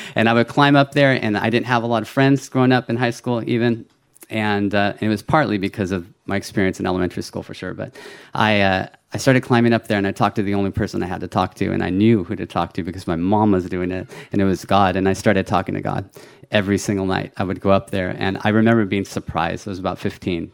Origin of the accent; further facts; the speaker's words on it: California, United States; I was born in California, though. I was a first generation American